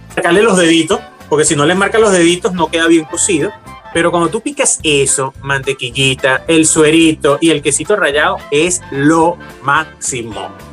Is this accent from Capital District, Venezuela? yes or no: no; Valencia, Carabobo, Venezuela; moved away as an adult; yo nací en Valencia, soy valenciano